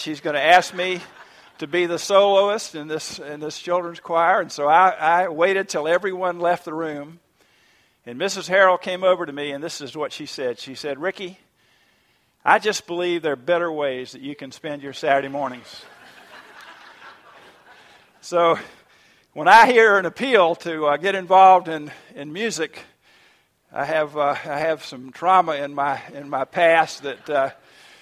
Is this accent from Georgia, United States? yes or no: yes; Savannah, Georgia, United States; I grew up in Savannah, Georgia, at First Presbyterian Church